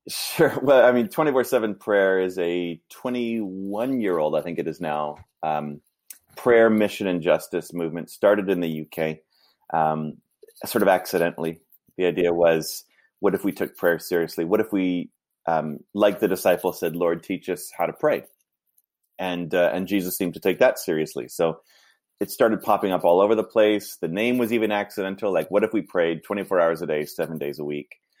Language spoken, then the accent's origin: English; Vancouver, British Columbia, Canada; also born or lived in Toronto; I grew up in Vancouver